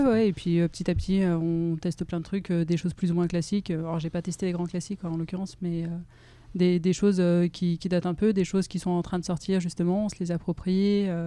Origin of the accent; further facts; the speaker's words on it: Grenoble, Auvergne-Rhône-Alpes, France; moved away as an adult; now in Lyon, France; je suis grenobloise d'origine. Et euh, j'ai déménagé à Lyon pour, euh, pour faire mes études et j'y suis restée après.